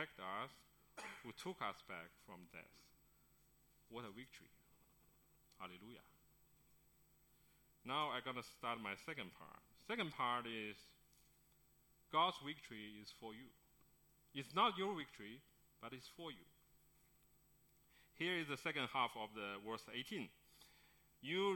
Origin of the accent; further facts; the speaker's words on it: Beijing, China; moved away; That's my hometown, Beijing